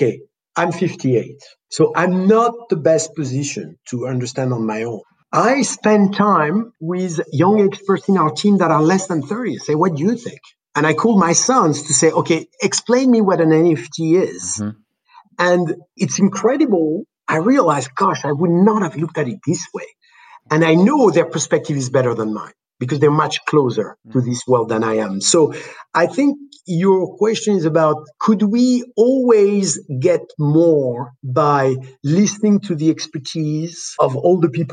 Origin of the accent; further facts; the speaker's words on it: France; moved away; also born or lived in Los Angeles; In France, the country I was born